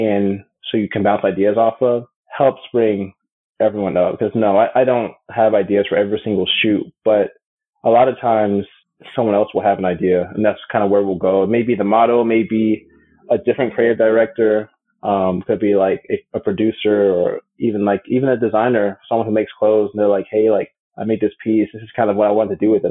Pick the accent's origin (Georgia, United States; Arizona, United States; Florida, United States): Georgia, United States; Atlanta; also born or lived in Chicago, Illinois / New York; I'm from Chicago, but really raised in Atlanta. That's where I currently live.